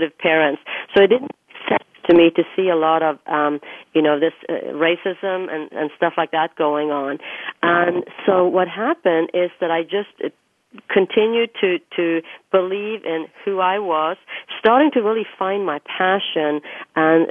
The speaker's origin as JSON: {"language": "English", "country": "Norway", "tie": "born or raised there", "moved": "as an adult", "lives_now": "United States", "said": "when I was growing up in Norway"}